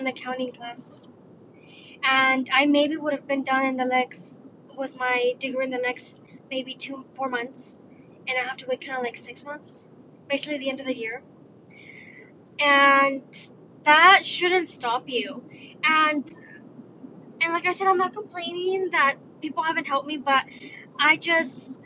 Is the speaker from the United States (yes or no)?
yes; United States; I'm Mexican. I was born in the States, so I'm Mexican-American